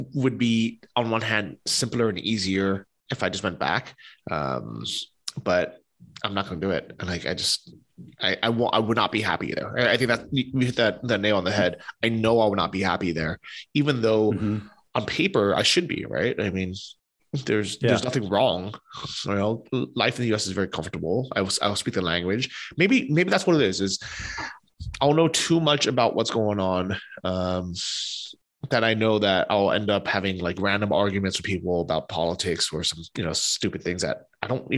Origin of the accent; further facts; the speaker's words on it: United States; also born or lived in Ukraine; now in Poland; we're both American holding US passports